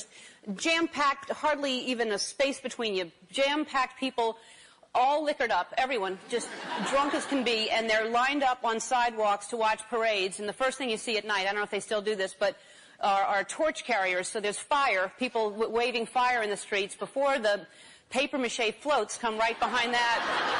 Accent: New Orleans, Louisiana, United States; New Orleans, if you've never been there, I know well because it is my hometown. It's a party town.

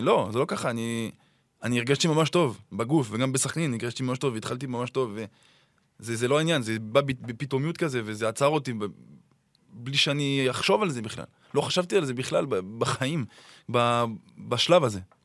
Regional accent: Clermont-Ferrand, Auvergne-Rhône-Alpes, France; Hebrew is a second language; moved away as an adult; also born or lived in Saint-Étienne; now in Israel; גדלתי בקלרמו

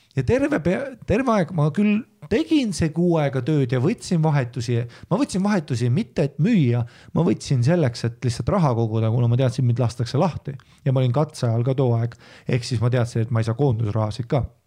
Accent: Estonia; ma olen eestlane

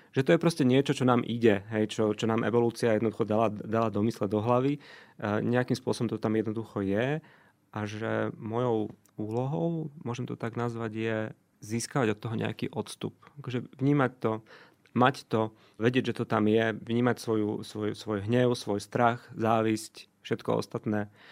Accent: Košice, Košice Region, Slovakia; also born or lived in Luxembourg; now in Bratislava, Slovakia; Miško je Košičan rovnako ako ja, ale my sme dvaja Košičania, ktorí museli prísť do Bratislave, aby sa stretli

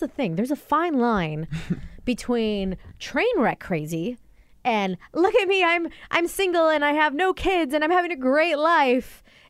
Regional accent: Washington, United States; moved away; I grew up 45 minutes up north, 45, 50 minutes up north.

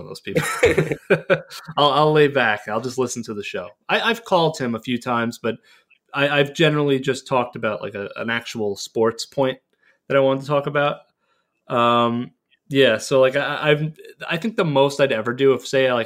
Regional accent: Massapequa, New York, United States; We're both from Massapequa

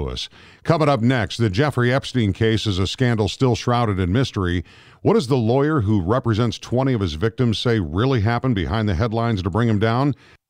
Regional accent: Misawa, Aomori, Japan; born there; Yeah, I was born in Misawa Air Force Base, Japan. So a proud Air Force brat for sure.

